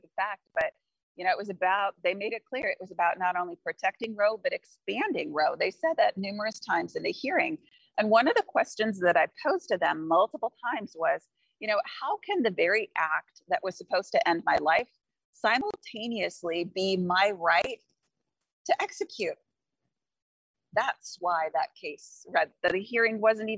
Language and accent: English; Kansas City, United States; I'm from Kansas City